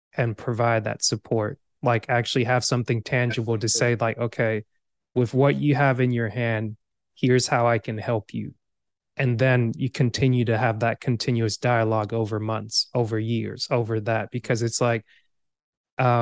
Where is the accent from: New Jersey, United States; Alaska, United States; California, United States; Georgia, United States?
Georgia, United States; also born or lived in Cameroon; I grew up in Georgia for the most part, but at the same time, I'm also immigrated to America. Like, this year will be 24 years, 25 years. I'm originally from Cameroon